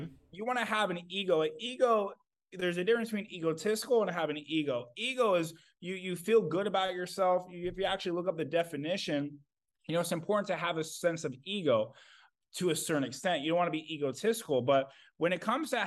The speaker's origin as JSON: {"language": "English", "region": "Kansas", "country": "United States", "tie": "born or raised there", "also_born_or_lived": "Indiana", "moved": "yes", "said": "my mom moved me away from my family that I was raised in Kansas, moved me to Indiana"}